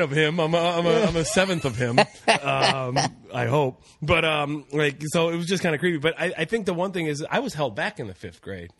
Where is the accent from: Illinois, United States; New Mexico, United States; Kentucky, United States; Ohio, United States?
Ohio, United States; Cleveland; moved away; I'm from Cleveland, everybody, originally